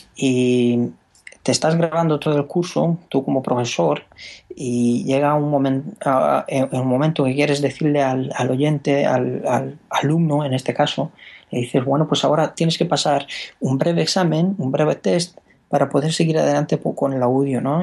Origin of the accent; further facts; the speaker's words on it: Romania; Spanish is a second language; moved away as an adult; now in Spain; yo soy rumano.